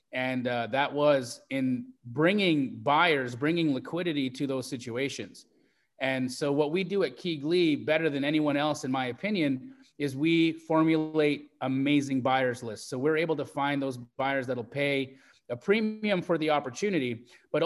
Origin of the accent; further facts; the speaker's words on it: Canada; moved away as an adult; also born or lived in Los Angeles, United States; now in Phoenix, United States; I grew up in Canada, but I moved from Canada to LA in 2012. In 2008